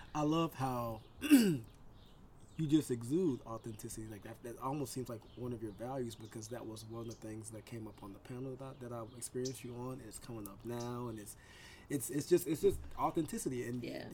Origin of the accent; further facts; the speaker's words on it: the South, United States; I'm from the South